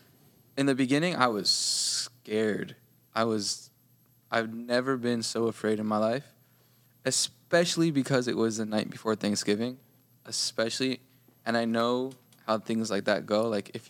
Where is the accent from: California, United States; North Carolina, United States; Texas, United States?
California, United States; Los Angeles; also born or lived in Paris; Yeah, I'm from Los Angeles. Born and raised? Born and raised.